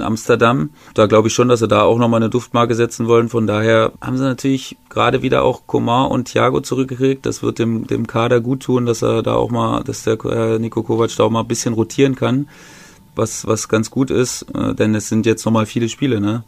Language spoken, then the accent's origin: German; Germany; wir als Deutsche